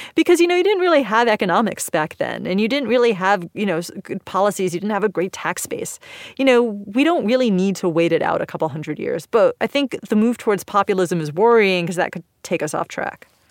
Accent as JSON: {"language": "English", "country": "United States", "said": "I'm American"}